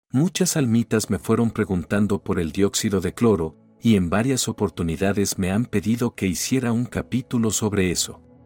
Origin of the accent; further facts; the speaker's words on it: Argentina; also born or lived in Weston, Florida; cuando regresé a mi país